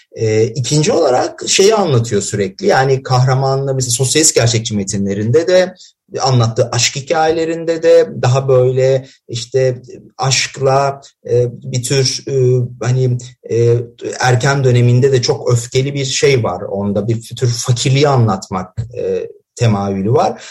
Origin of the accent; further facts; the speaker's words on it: Elazığ, Elazığ Province, Turkey; ben Elazığlıyım